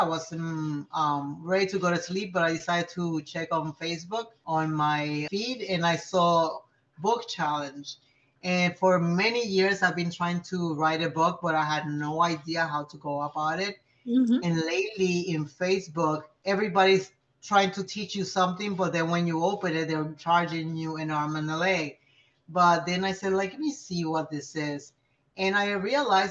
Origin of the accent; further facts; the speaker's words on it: Puerto Rico; moved away as an adult; also born or lived in New York; now in Florida, United States; I was born in New York, but I was raised in Puerto Rico